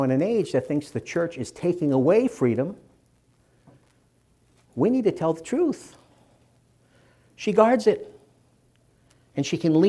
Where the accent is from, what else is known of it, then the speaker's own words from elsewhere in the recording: Boston, Massachusetts, United States; When I was a little boy growing up in Dorchester, Massachusetts, and you can still tell the accent